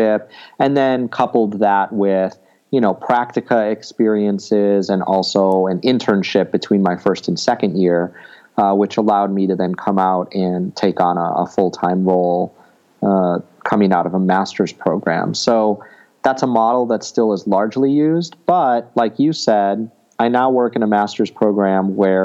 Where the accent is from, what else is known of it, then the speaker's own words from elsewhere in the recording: United States; growing up in the United States